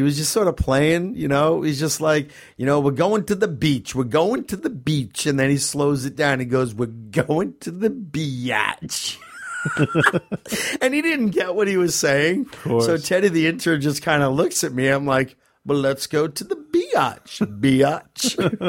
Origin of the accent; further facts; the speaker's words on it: Manchester, North West England, United Kingdom; The events in my hometown of Manchester in particular made me upset and furious.